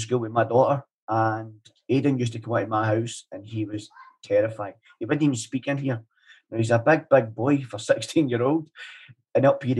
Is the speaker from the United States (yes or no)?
no; Paisley, Scotland, United Kingdom; I remember back when I was growing up in Fergusy where people were running about chasing each other with sticks and knives and everything in the streets.